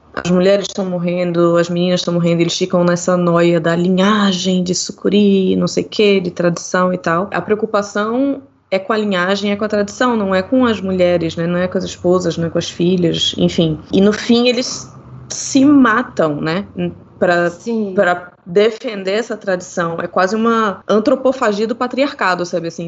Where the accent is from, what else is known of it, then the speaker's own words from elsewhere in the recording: Recife, Pernambuco, Brazil; eu sou de Recife, eu sou pernambucana